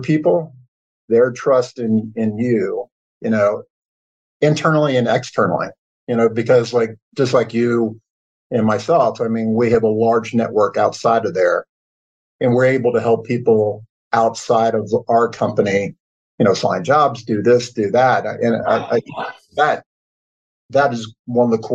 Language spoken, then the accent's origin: English; Kentucky, United States; I grew up in Kentucky, as you said, went to the University of Kentucky